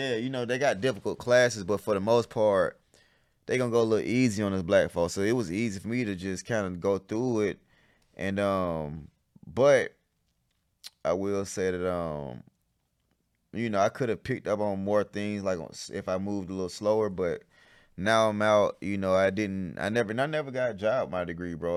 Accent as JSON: {"language": "English", "town": "College Park", "country": "United States", "tie": "born or raised there", "said": "so I grew up in College Park"}